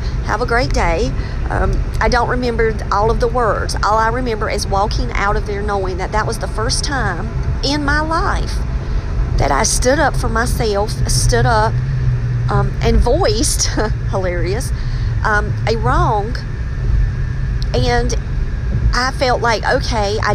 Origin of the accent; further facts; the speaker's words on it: Robeson County, North Carolina, United States; also born or lived in Wake County, North Carolina; did I work outside of Robeson County? Yes. And I work in Wake County around a bunch of Northerners